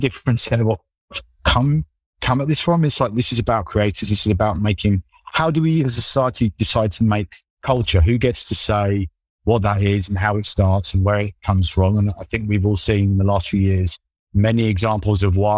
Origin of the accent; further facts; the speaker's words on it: London, United Kingdom; when I'm like 10, 11 years old, growing up in London